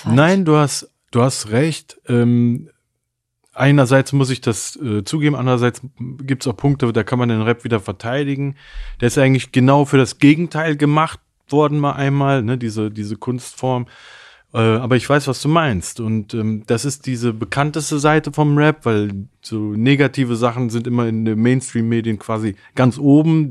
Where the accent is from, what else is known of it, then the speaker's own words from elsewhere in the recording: Germany; ich zähle mich definitiv als Deutscher